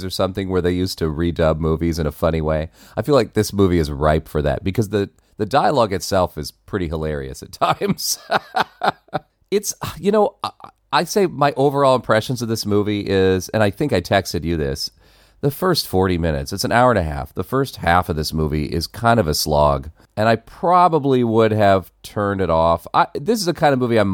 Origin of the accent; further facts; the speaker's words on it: Texas, United States; moved away; also born or lived in Del Rio, Texas; I lived in Texas for years as a kid